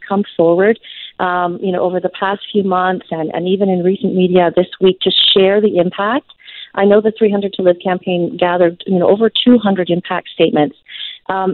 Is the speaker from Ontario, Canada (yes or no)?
no; British Columbia, Canada; as British Columbians